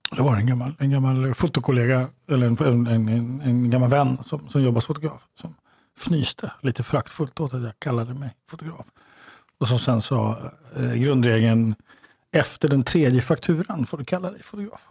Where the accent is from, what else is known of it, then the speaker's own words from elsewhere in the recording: Uppsala, Uppsala County, Sweden; när jag växte upp i, i Uppsala